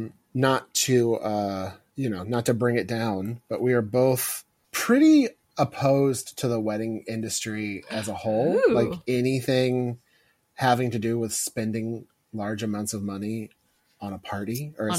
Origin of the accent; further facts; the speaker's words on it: Missouri, United States; growing up in Missouri in the Midwest